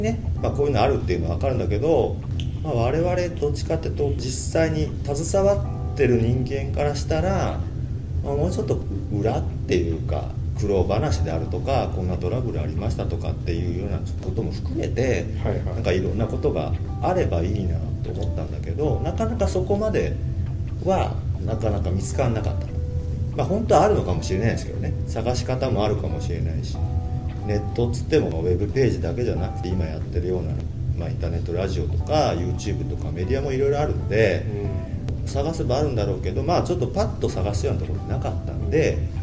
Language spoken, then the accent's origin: Japanese; Osaka, Japan; also born or lived in Taito, Tokyo; now in Tokyo, Japan; 大阪の下町住吉区というところで生まれ育ちまして現在は東京の下町台東区で暮らしております